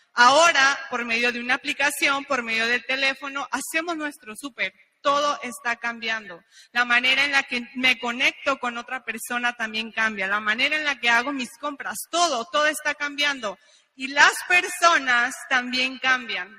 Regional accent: Mexico; unos mexicanos acá en Honduras

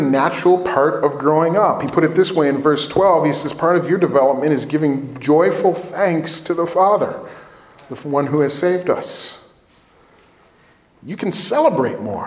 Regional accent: Villa Park, Illinois, United States; When I was a grade school age kid, I grew up in Villa Park

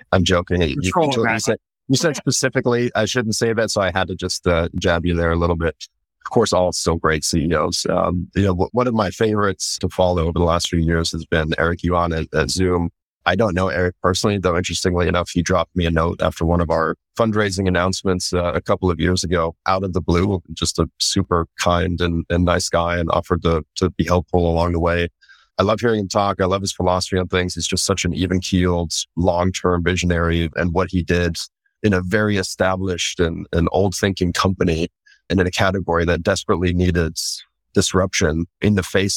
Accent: Central Germany, Germany; moved away; also born or lived in Japan; I was born in Japan and then grew up in Germany

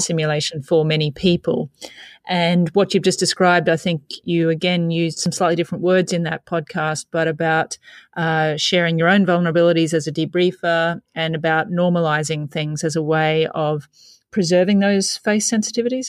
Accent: Australia

